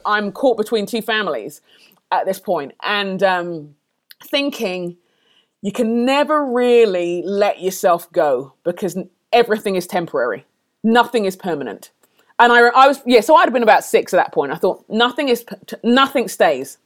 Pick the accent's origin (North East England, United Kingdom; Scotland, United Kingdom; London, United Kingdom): London, United Kingdom; born or raised there; moved away as an adult